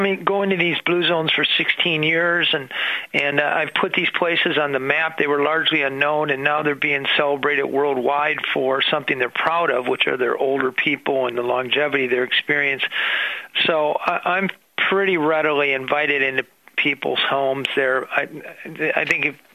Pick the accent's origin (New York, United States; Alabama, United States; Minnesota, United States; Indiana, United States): Minnesota, United States; I'm a Minnesotan